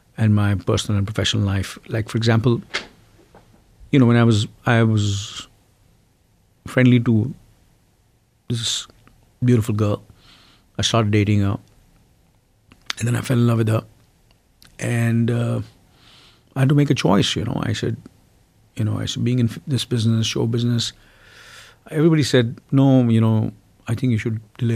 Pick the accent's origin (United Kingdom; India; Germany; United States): India; first language Hindi; English is a second language; I've always spoken my mother tongue, which is Hindi.